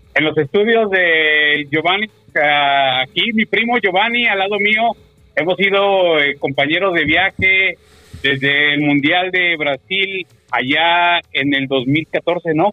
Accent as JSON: {"language": "Spanish", "region": "Mexico City", "country": "Mexico", "moved": "yes", "lives_now": "United States", "said": "yo, como buen mexicano chilango"}